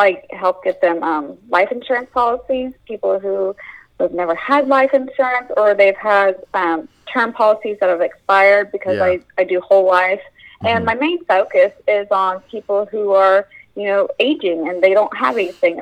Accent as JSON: {"language": "English", "region": "Indiana", "country": "United States", "said": "My home state is Indiana"}